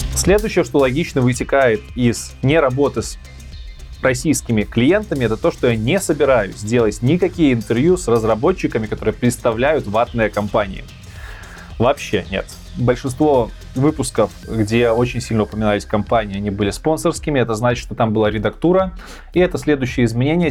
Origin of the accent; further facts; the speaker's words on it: Belarus; moved away as an adult; also born or lived in Minsk, Belarus / Kyiv, Ukraine; now in Poland; я никогда в жизни не хотел уезжать из Беларуси. Да, я там жил, я там вырос, все детство, школа, университет